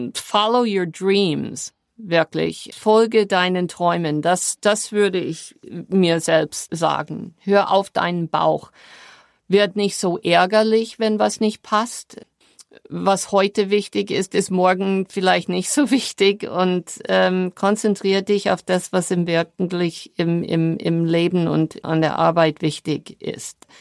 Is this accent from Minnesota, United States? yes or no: no; New York, United States; German is a second language; moved away as an adult; now in Germany; meine New Yorker Mentalität